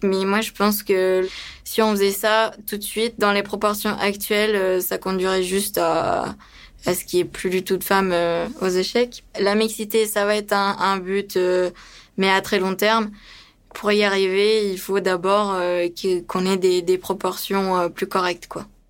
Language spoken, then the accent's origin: French; France; also born or lived in Romania; je suis roumaine d'origine, et que on est venu en France quand j'avais quand j'avais 9 ans